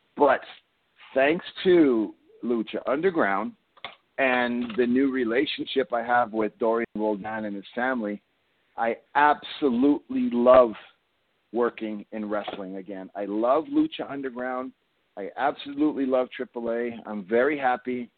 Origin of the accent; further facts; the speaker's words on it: Canada; I'm from Canada